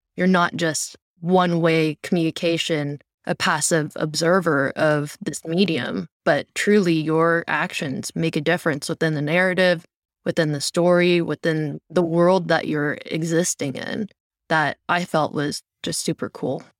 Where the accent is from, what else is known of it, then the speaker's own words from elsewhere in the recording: Cupertino, California, United States; I grew up in the Bay Area, born and raised close to Cupertino